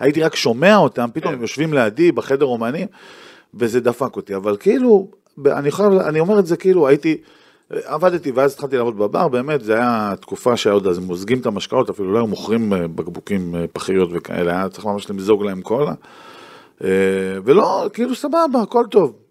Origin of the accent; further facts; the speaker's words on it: Tiberias, Northern District, Israel; moved away as an adult; also born or lived in Tel Aviv; נולדתי וגדלתי, מה שנקרא born and raised